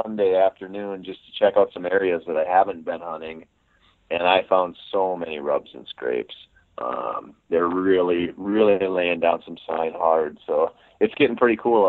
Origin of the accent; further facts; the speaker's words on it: Minnesota, United States; it's my home state